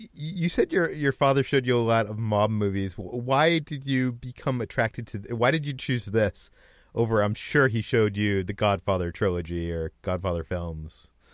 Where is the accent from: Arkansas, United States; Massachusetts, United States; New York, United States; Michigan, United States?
Massachusetts, United States; Natick; I, I'm from Massachusetts, just out of Boston, in a little town called Natick that has a mall